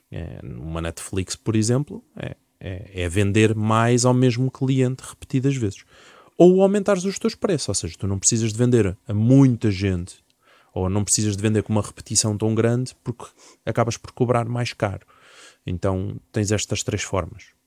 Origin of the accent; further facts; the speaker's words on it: Alentejo, Portugal; now in Lisbon, Portugal; eu venho do Alentejo